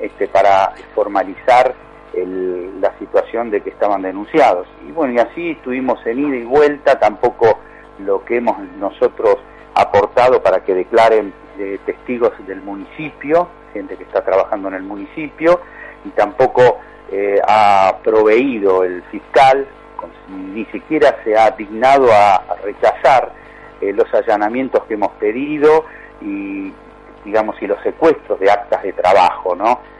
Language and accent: Spanish; Lanús, Buenos Aires Province, Argentina; soy nacido y criado en Lanús